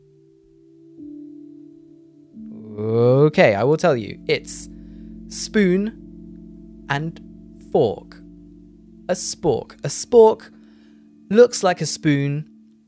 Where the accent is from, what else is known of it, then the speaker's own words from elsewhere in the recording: United Kingdom; I say jumper, because I'm British.